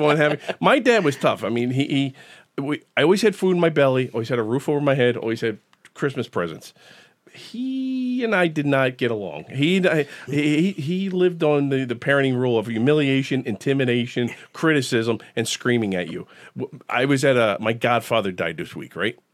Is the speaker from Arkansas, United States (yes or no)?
no; Philadelphia, Pennsylvania, United States; growing up in Fishtown in the '70s